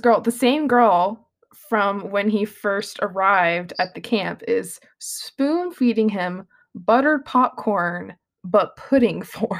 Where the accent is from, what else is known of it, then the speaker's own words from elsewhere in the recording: South Carolina, United States; I'm from South Carolina, where literally we had South Carolina geography and nothing else